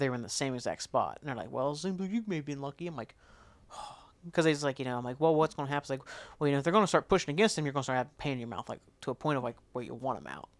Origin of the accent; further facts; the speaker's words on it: McDermott, Ohio, United States; I was from McDermott. I never really went to Portsmouth or anything until I started going to college